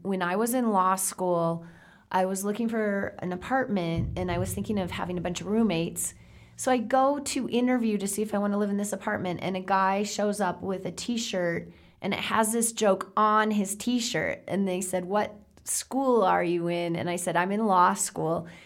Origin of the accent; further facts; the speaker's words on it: South Dakota, United States; I come from South Dakota. That's farm country.